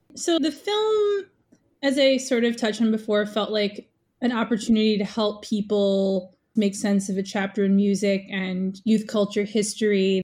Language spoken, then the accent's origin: English; New York City, New York, United States; I, I grew up in New York City